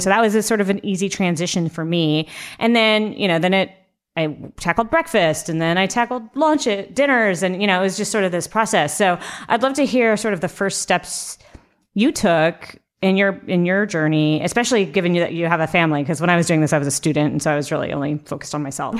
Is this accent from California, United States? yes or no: yes; Southern California, United States; my family's Mexican, and I grew up in Southern California.